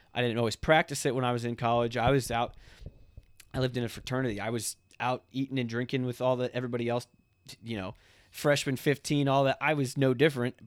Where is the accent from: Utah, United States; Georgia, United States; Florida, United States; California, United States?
Florida, United States; Ocala; also born or lived in Fort Myers, Florida; I was born in Fort Myers, Florida. Um, it's on the Gulf Side, uh, Southern Florida. Um, lived there for a couple years, moved to Ocala, Florida.